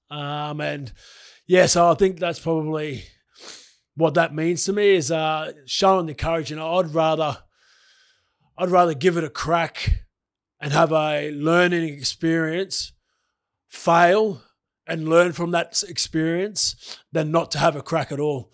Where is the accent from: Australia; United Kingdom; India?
Australia; Brisbane, Queensland; I grew up in Brisbane